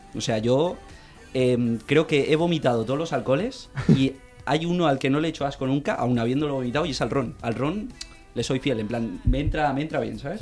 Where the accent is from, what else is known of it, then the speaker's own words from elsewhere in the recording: Castelldefels, Catalonia, Spain; vengo de Castefels, Castefa para algunos